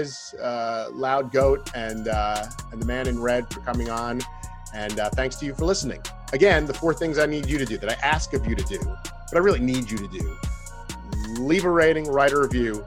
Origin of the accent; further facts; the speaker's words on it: Long Island, New York, United States; I grew up in Long Island as an Islanders fan